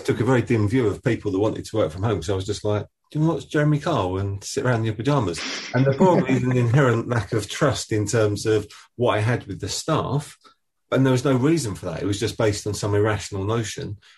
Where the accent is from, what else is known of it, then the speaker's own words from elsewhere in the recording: Essex, East of England, United Kingdom; I'm from Essex